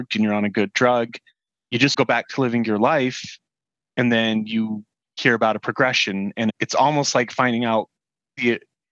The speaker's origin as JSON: {"language": "English", "town": "Salt Lake City", "region": "Utah", "country": "United States", "said": "I'm from Salt Lake City, Utah"}